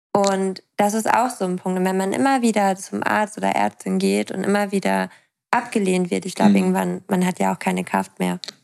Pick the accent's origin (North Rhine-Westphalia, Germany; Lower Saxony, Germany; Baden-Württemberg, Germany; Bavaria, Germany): Lower Saxony, Germany; East Frisia; ich komme ja aus Ostfriesland. Also ich komme vom Dorf.